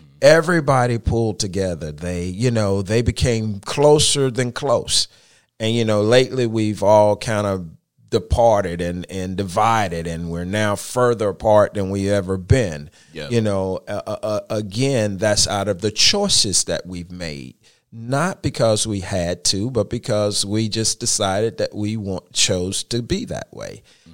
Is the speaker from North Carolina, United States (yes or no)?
yes; Charlotte, North Carolina, United States; I am originally from Charlotte, and I grew up in a part of Charlotte called Brooklyn.